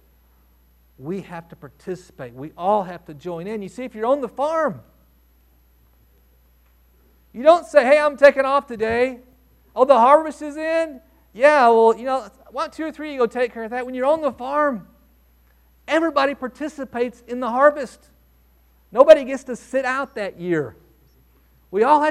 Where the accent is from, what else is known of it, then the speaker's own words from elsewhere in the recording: Texas, United States; growing up in Texas, and my grandfather had a farm out in West Texas